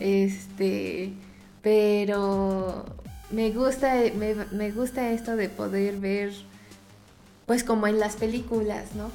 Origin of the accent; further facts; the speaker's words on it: Mexico; siendo mexicano